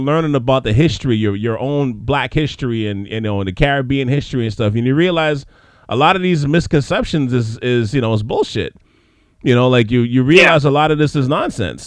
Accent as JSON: {"language": "English", "town": "Montreal", "region": "Quebec", "country": "Canada", "tie": "born or raised there", "also_born_or_lived": "Trinidad and Tobago (ancestry)", "moved": "yes", "said": "growing up in Montreal, that is a heavy Haitian community over there"}